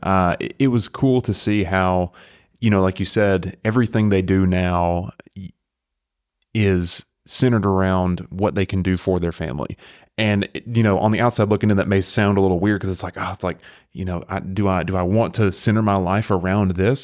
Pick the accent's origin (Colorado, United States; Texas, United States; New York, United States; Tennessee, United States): Tennessee, United States; near Athens; I live, I grew up right next to it. I mean, I'm a county away from it.